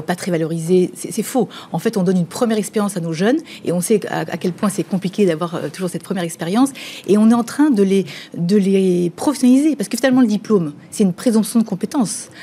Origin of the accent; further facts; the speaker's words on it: Mayenne, Pays de la Loire, France; on est mayennais, on est français